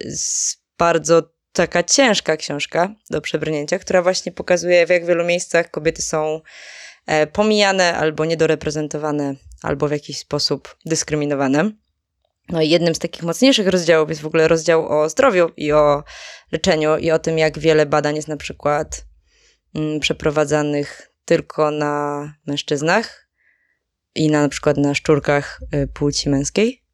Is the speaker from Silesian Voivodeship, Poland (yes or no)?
yes; Żywiec, Silesian Voivodeship, Poland; moved away; pochodzę z, z południa, z okolicy Żywca konkretnie